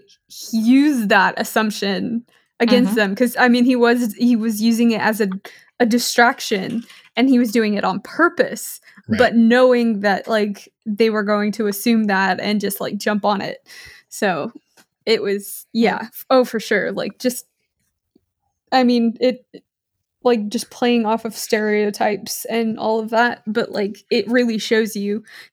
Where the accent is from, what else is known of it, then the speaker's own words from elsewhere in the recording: Australia; now in United States; I'm just like, nope, because I don't know Spanish. I grew up in Australia.